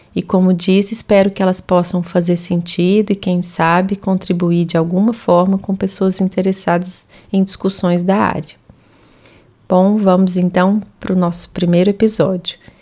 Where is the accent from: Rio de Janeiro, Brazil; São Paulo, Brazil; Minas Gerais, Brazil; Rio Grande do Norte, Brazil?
Minas Gerais, Brazil; Uberlândia; moved away as an adult; also born or lived in Belo Horizonte; Universidade Federal de Uberlândia, minha terra natal